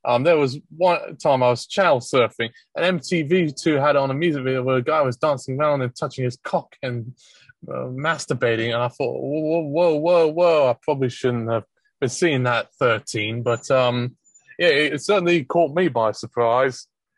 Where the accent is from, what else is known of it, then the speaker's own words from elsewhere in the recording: England, United Kingdom; But in my time growing up in England, I was never carded or was told you can't buy this album because it's parental advisory.